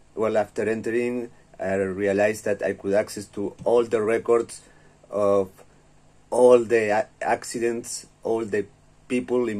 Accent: Uruguay; I'm from Uruguay, and I am the first information security professional that was sent to prison in my country

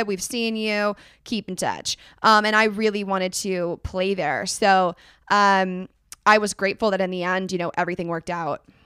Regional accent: Northern California, United States; I'm from Northern California

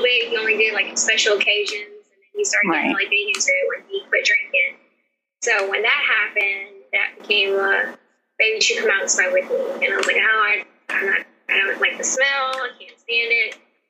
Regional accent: Port Hope, Louisiana, United States; born there; now in Meridianville, United States; I'm currently in Meridianville, Alabama. I was born in Port Hope, Louisiana, but my parents were military. Well, my dad was, so we moved around a lot. So that's how we got to Huntsville.

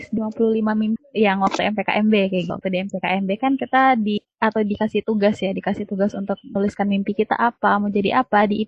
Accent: West Kalimantan, Indonesia; Nah, aku asalnya dari, dari Kalimantan Barat

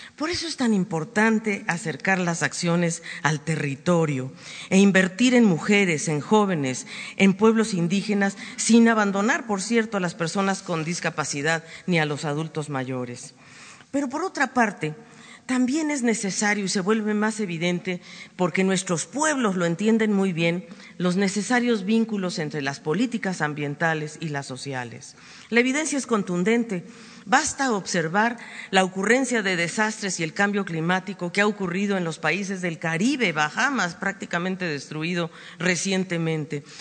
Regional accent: Mexico; de este pueblo generoso y cálido, mi pueblo

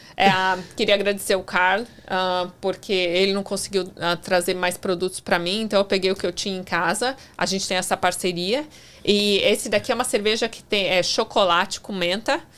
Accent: São Paulo, Brazil; moved away as an adult; also born or lived in Tampa, Florida / New York; eu nasci em São Paulo.

